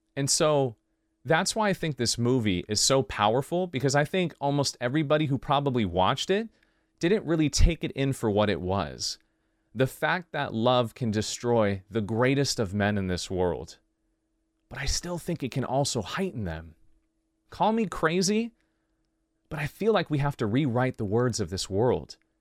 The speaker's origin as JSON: {"language": "English", "town": "Oxnard", "region": "California", "country": "United States", "said": "I come from Oxnard"}